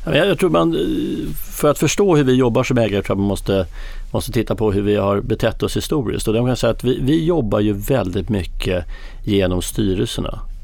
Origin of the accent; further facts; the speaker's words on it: Sweden; vi är svenskar själva